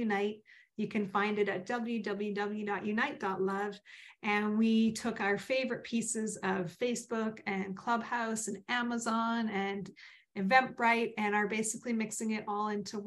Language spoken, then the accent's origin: English; Vancouver, British Columbia, Canada; I grew up in Vancouver. I'm not even a transplant from anywhere.